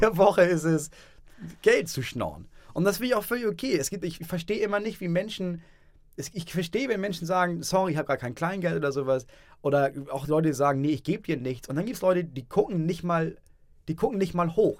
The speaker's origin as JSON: {"language": "German", "town": "Itzehoe", "region": "Schleswig-Holstein", "country": "Germany", "also_born_or_lived": "Hamburg", "moved": "yes", "said": "ich komme aus Itzehoe."}